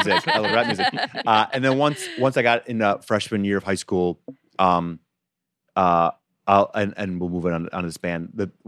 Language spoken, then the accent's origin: English; Holland, Michigan, United States; moved away; she used to come to my town once a year at a thing called Holland Festival. It's a festival we have in our small town.